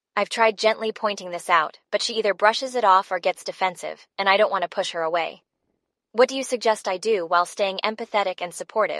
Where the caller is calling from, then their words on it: Portland, United States; Hey Brainwaves … I'm calling from Portland.